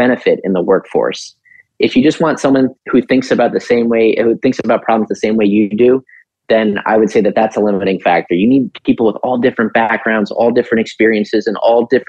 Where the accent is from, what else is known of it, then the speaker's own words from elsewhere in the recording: New York City, New York, United States; also born or lived in Long Island; I'm from New York City